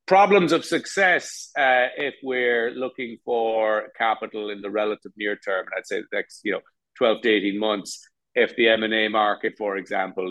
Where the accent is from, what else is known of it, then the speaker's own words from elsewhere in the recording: Ireland; moved away; My home country, and I spent the last year in Dublin